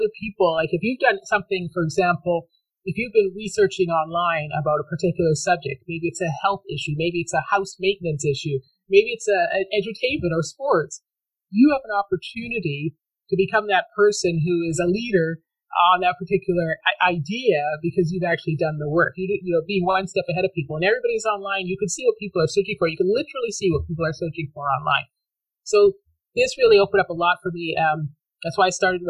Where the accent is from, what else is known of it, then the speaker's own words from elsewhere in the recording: Canada; I grew up in Canada